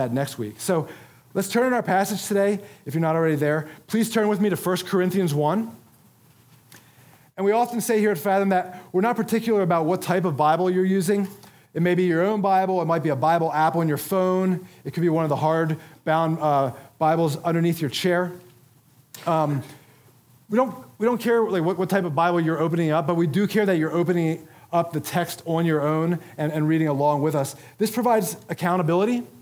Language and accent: English; Philadelphia, Pennsylvania, United States; my hometown of Philadelphia